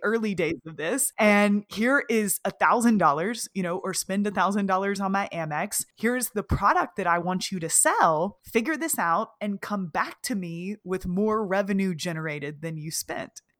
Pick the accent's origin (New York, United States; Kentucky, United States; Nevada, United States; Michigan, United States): Kentucky, United States; moved away as an adult; also born or lived in Austin, Texas; I moved to Austin, Texas from my hometown in Kentucky